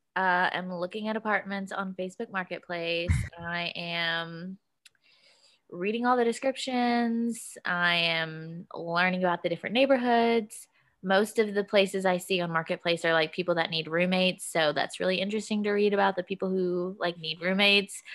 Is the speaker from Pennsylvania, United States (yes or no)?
no; Kentucky, United States; moved away; I'm from Kentucky.